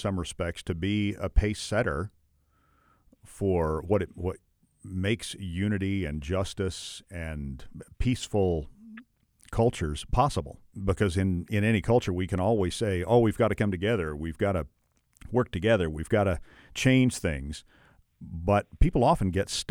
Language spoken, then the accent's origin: English; United States; as an American